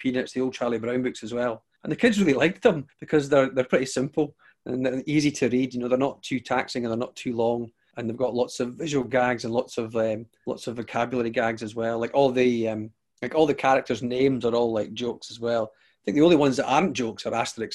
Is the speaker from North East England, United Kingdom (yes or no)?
no; Arbroath, Scotland, United Kingdom; I grew up in Arbroath, and it seemed like the back of beyond